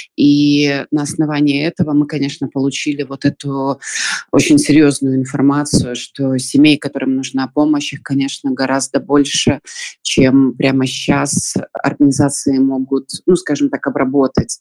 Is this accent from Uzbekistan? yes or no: no; Belarus; moved away as an adult; мы из Беларуси